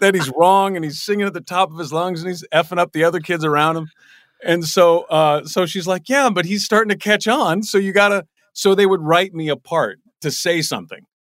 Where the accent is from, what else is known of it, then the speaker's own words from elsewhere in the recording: Los Angeles, California, United States; I grew up in the Valley